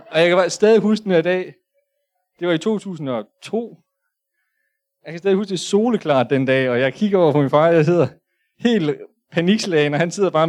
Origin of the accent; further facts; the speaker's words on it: Hadsten, Central Denmark Region, Denmark; born there; jeg er født i Hasten, 8370. Øh, I det nok det mest sikre hus i hele Danmark. I hvert fald i Østjylland.